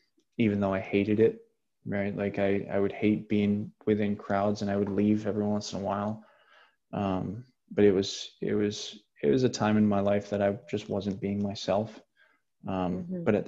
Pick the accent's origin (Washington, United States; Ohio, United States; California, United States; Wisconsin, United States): Wisconsin, United States; Janesville; outside of Janesville, which is where my hometown is